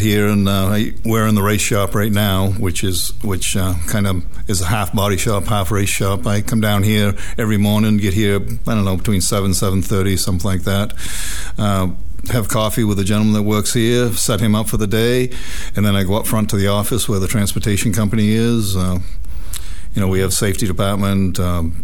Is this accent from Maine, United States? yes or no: yes; Waldoboro, Maine, United States; I grew up in Waldoboro, Maine, which is up between up by Damariscotta, Rockland, Maine